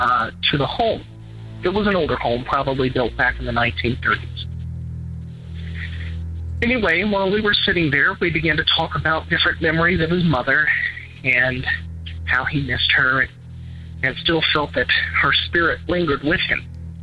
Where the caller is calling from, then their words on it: Eastern Kentucky, United States; I'm calling from Eastern Kentucky.